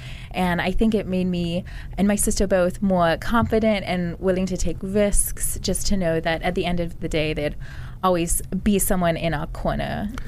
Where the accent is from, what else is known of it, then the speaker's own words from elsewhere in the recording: a small town in Virginia, United States; I'm originally from a small town in Virginia.